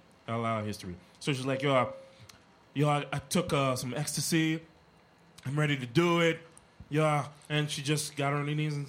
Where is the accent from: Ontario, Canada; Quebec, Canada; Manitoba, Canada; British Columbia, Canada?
Quebec, Canada; Montreal; And we're from Montreal